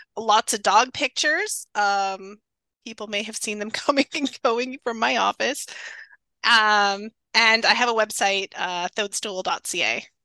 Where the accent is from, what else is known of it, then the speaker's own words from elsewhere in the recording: Northern Ontario, Canada; moved away; also born or lived in Waterloo, Ontario; I live in Waterloo now, but I grew up in Northern Ontario